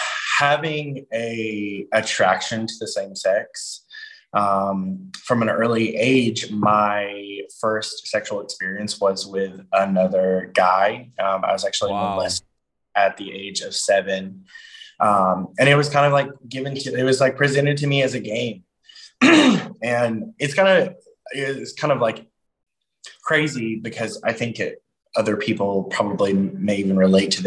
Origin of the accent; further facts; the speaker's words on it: Georgia, United States; I grew up in Georgia